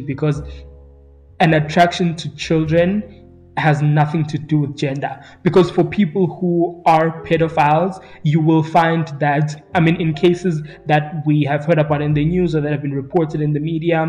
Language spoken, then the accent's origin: English; East Rand of Johannesburg, Gauteng, South Africa; I grew up in two different townships in the East Rand of Johannesburg growing up